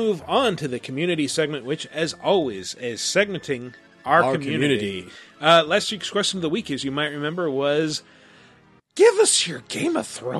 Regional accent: Northern Ireland, United Kingdom; they filmed in my home country of Northern Ireland, and I'm an early 30s guy with a beard

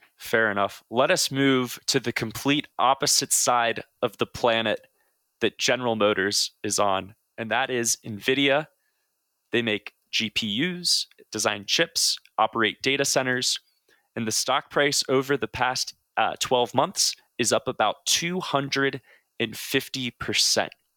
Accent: Southern Ohio, United States; growing up in Southern Ohio

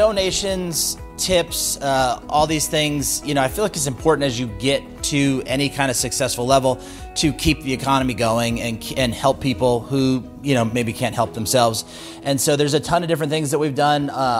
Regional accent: California, United States; born there; I was born on Camp Pendleton. Both my parents were Marines.

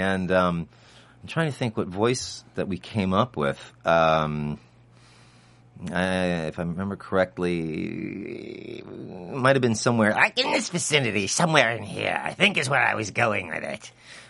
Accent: Ireland; Right, I'm from Ireland.

